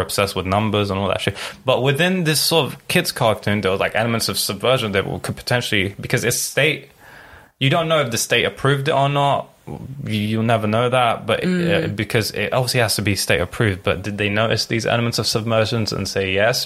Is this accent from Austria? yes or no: no; Lebanon; moved away; I grew up in Lebanon for like 10 years